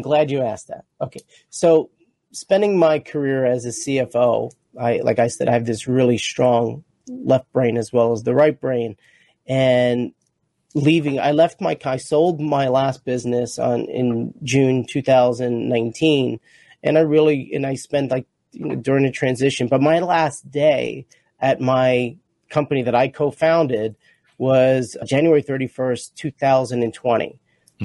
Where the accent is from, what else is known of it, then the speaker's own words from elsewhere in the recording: Rutherford, New Jersey, United States; I grew up in, in Rutherford, New Jersey